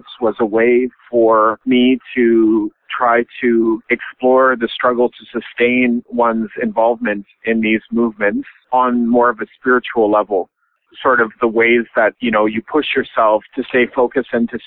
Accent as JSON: {"language": "English", "region": "British Columbia", "country": "Canada", "tie": "born or raised there", "also_born_or_lived": "Montreal, Quebec", "moved": "yes", "said": "where I grew up in British Columbia."}